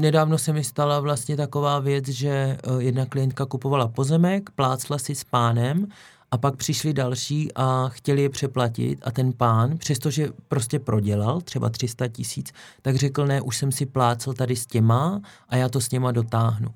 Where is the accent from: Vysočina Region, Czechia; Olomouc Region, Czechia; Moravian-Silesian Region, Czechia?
Olomouc Region, Czechia; Šumperk; moved away; z mého rodného kraje, okresní soud Šumperku